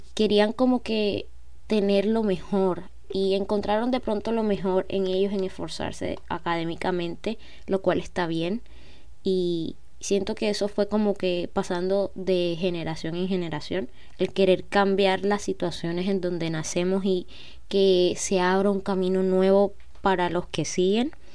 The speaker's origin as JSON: {"language": "Spanish", "town": "Cartagena", "region": "Bolívar", "country": "Colombia", "said": "soy de Colombia, como ya, ven en el título, tengo 20, nací en el 2002, eh, precisamente en septiembre 14, y nací en una ciudad que se llama Cartagena"}